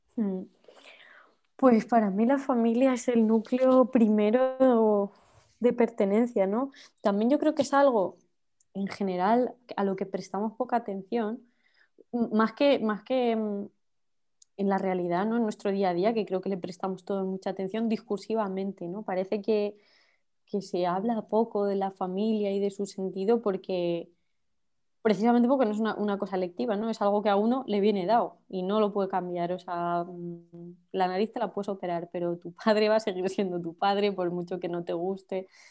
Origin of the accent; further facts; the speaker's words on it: Campo de Criptana, Castilla-La Mancha, Spain; now in Madrid, Spain; la organización feminista de mi pueblo, de Campo de Criptana